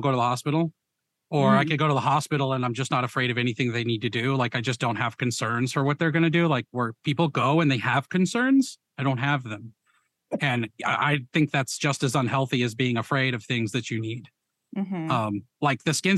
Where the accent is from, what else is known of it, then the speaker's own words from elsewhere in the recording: Las Vegas, Nevada, United States; also born or lived in Ohio / Rhode Island; now in Oklahoma, United States; I grew up in Vegas. I moved to Ohio. Then I moved to Rhode Island and now I'm in Oklahoma.